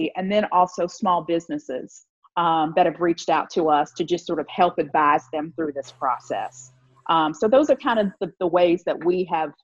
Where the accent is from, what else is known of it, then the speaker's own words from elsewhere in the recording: Virginia, United States; moved away as an adult; now in Mississippi, United States; I'm from Virginia, so I've lived in the South most of my life